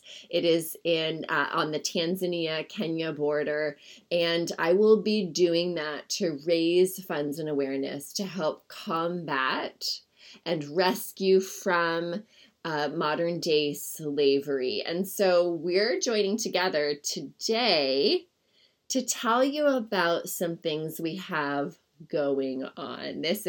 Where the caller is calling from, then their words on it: Brush Prairie, Washington, United States; I'm calling in from Brush Prairie, Washington, where I live. It's a small community on the outskirts of Portland, Oregon.